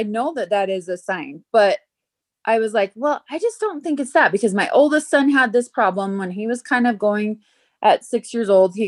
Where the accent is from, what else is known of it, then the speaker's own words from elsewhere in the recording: South Jordan, Utah, United States; also born or lived in Idaho / Nevada; I grew up in South Jordan, Utah, and lived there up until I graduated high school.